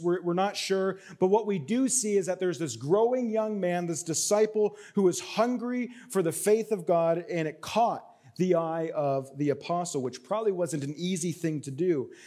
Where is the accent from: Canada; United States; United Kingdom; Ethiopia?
Canada; I'm Canadian